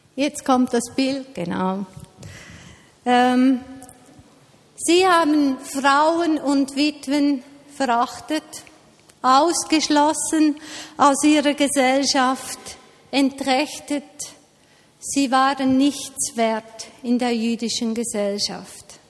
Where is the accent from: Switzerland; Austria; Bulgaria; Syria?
Switzerland; bei uns in der Schweiz